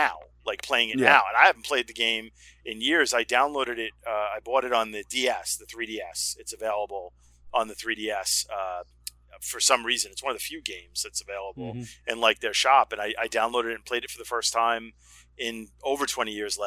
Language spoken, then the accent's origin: English; Long Island, New York, United States; also born or lived in Brooklyn, New York; I'm from New York. I live in Long Island, and I was basically – I was born in Brooklyn, but mostly raised on Long Island.